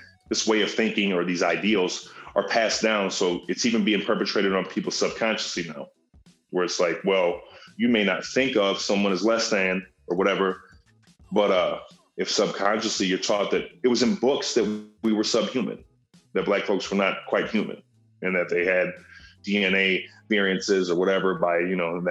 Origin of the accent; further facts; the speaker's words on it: Minneapolis, Minnesota, United States; I grew up in Whittier